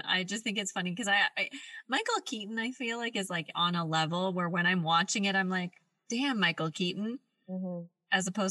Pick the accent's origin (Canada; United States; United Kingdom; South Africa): Canada